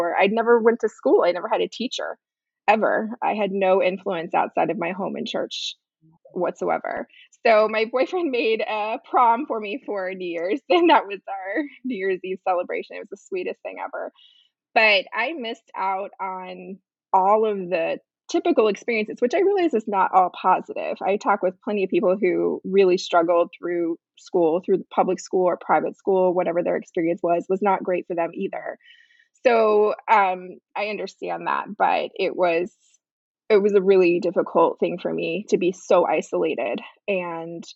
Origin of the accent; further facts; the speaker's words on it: Pennsylvania, United States; I was born in Pennsylvania